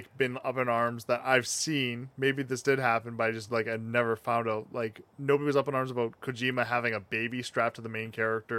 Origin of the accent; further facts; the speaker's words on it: Canada; Fuck us for being Canadian.